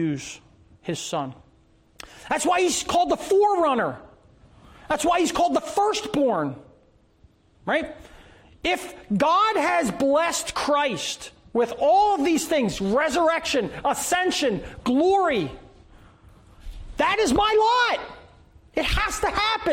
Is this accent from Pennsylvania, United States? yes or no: yes; Philadelphia, Pennsylvania, United States; I was born in Philadelphia